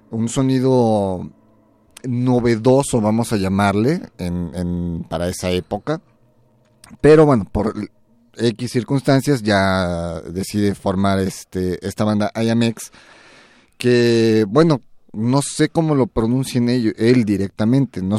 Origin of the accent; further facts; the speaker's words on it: Mexico; soy mexicano